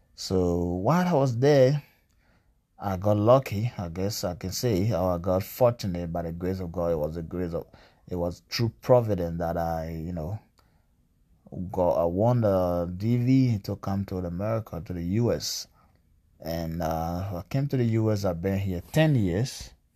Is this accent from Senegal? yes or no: no; Greenville, Sinoe County, Liberia; also born or lived in Bong County, Liberia; now in Washington, United States; I'm from Liberia, uh, from the eastern part of Liberia, southeastern part, Greenville, Sandal County